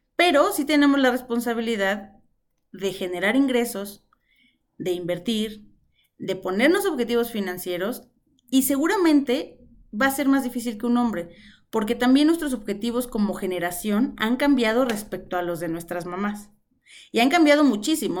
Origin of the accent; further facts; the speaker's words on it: Mexico City, Mexico; Nací en Ciudad de México en un hospital de Liste cuando ella apenas tenía 25 años. Nací y crecí rodeada de mujeres.